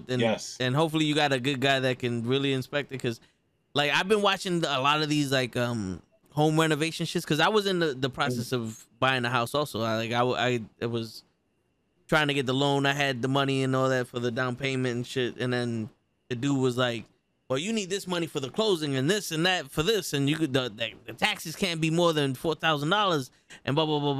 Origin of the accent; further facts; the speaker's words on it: New York, United States; I'm from New York.